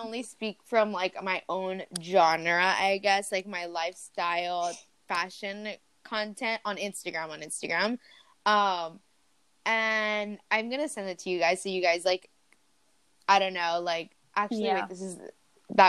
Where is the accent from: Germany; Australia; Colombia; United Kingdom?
Colombia; now in United States; I'm not American, guys. I'm Colombian. I just live here